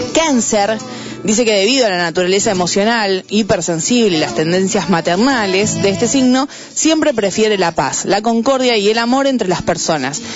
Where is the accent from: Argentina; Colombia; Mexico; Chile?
Argentina; Buenos Aires; born or raised there